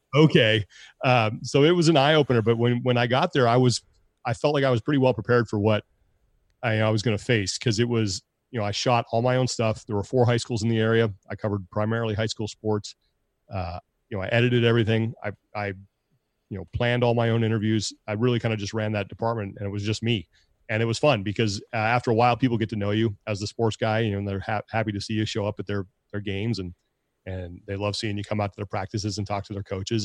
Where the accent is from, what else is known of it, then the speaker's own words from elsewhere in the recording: Sacramento, California, United States; moved away as an adult; also born or lived in Long Beach, California / Kalispell, Montana; now in San Jose, United States; growing up in Sacramento